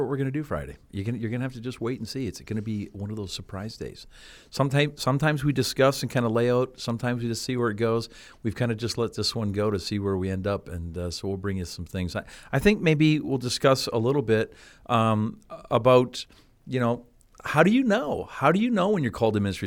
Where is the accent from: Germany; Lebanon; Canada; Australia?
Canada; moved away as an adult; also born or lived in Cleveland; I grew up in Canada